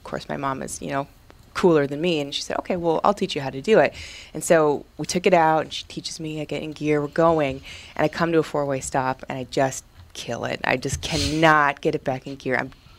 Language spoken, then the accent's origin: English; Bemidji, Minnesota, United States; I grew up in Bemidji